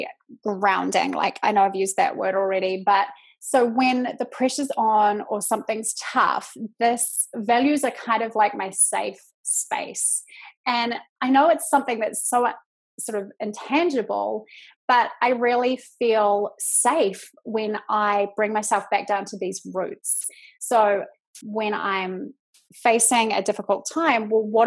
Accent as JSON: {"language": "English", "country": "New Zealand", "accent": "Kiwi", "moved": "as an adult", "lives_now": "United States", "said": "I am from New Zealand. I live in the States now"}